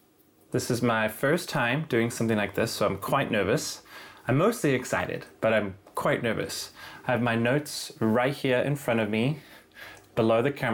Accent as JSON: {"language": "English", "town": "Cape Town", "region": "Western Cape", "country": "South Africa", "moved": "yes", "said": "I moved here from Cape Town, South Africa."}